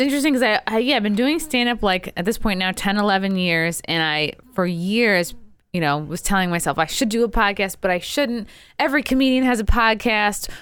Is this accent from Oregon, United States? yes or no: no; Rockville Centre, New York, United States; moved away; my grandmother lived in Oceanside. We lived in Rockville Center, very close. And it just, every summer, we were pool rats.